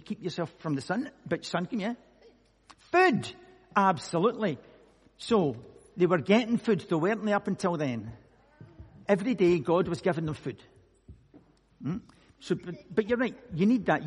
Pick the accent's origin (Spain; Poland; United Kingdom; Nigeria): United Kingdom; Scotland; I'm from Scotland